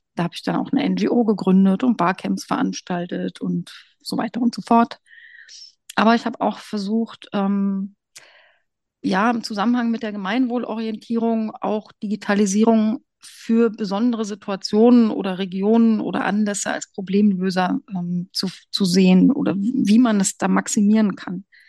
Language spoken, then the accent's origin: German; Brandenburg, Germany; moved away as an adult; also born or lived in Hesse / England / Fürstenberg an der Havel; Ich komme aus Brandenburg